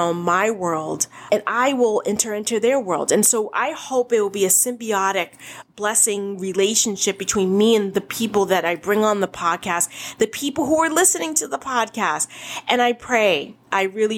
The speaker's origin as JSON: {"language": "English", "town": "Boston", "region": "Massachusetts", "country": "United States", "tie": "born or raised there", "said": "I grew up in Boston"}